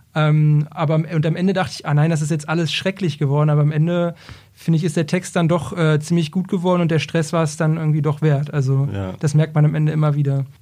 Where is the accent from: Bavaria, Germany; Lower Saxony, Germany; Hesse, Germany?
Lower Saxony, Germany; Braunschweig; ich bin ursprünglich aus äh, Braunschweig